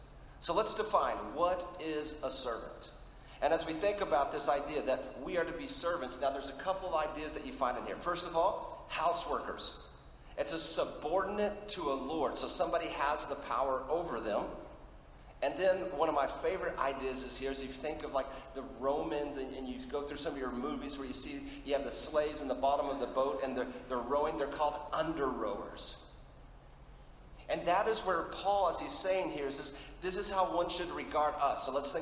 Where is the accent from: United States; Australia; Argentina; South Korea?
Argentina; because I grew up in Argentina as a missionary kid, so we'll do it in Spanish as well.